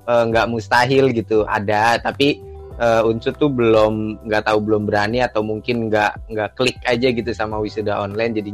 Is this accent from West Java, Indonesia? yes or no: yes; Bekasi, West Java, Indonesia; now in Purwokerto, Indonesia; Gue gue dari Kabupaten Bekasi aslinya. Uh, kebetulan gue sekarang di ini di Purwokerto